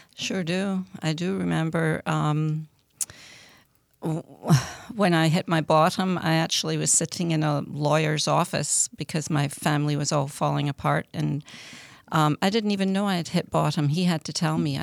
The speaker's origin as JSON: {"language": "English", "region": "Scotland", "country": "United Kingdom", "tie": "born or raised there", "said": "I grew up in Scotland"}